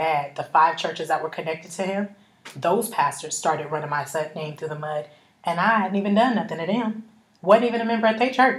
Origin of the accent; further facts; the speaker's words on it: Arizona, United States; I'm from Arizona. You're not gonna run me out of my hometown